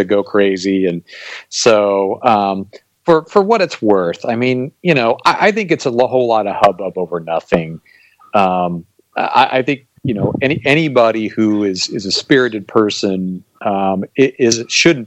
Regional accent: United States; us being Americans

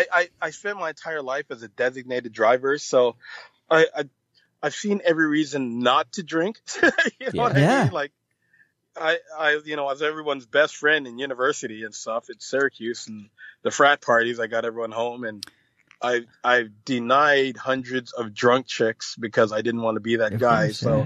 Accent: Jamaica; I mean, I've never smoked weed or anything like that, but I'm Jamaican, so I've pretty much gotten a contact high, I'm pretty sure.

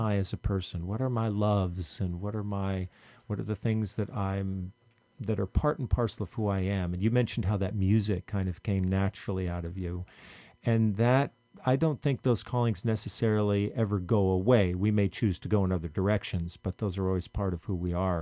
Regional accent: Vermont, United States; when I was in high school growing up in Vermont

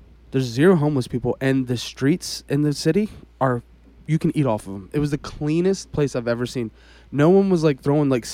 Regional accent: United States; I'm from America

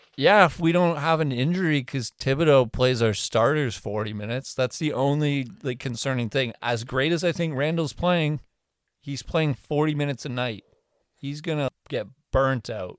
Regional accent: Canada; we're Canadian

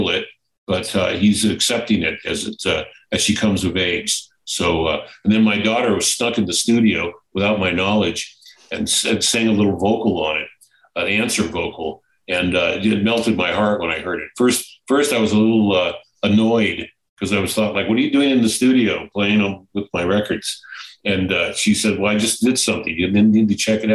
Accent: United States; also born or lived in California; being an American

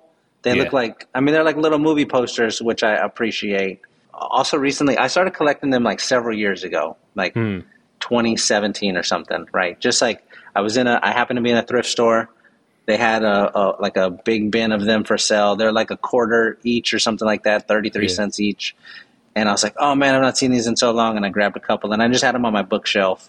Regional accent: San Antonio, Texas, United States; moved away as an adult; This is my permanent base. I was born here. I left for a little while. You know, you like wander away from home for 15 years or whatever when you're becoming an adult

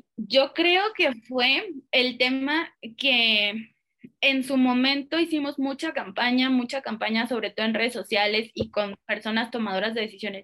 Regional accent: Guadalajara, Jalisco, Mexico; Yo soy de Guadalajara

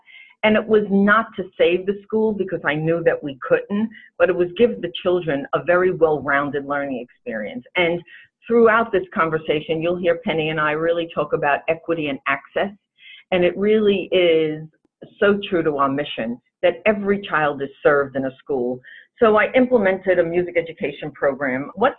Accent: New York, United States; And I have to say we're from New York because you would never know it by our accent.

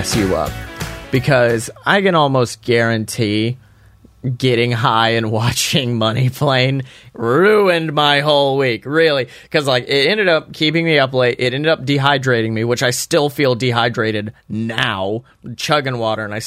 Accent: Alabama, United States; growing up in Alabama

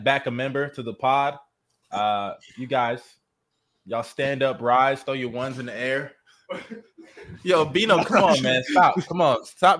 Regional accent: Nigeria; I am a Nigerian.

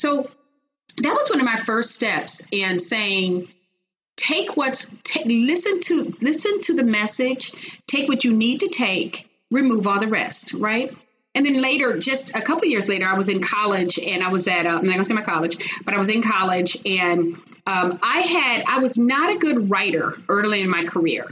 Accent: Chicago, Illinois, United States; moved away as an adult; now in Texas, United States; I'm originally from Chicago. So I was born and raised in Chicago

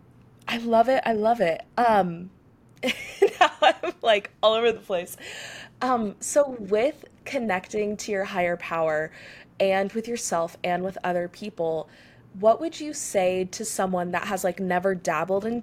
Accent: Texas, United States; we both live in Texas, we're both from Texas

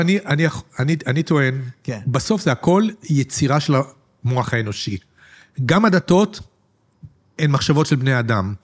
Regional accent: Petah Tikva, Central District, Israel; אני גדלתי בפתח תקווה בשנות השישים

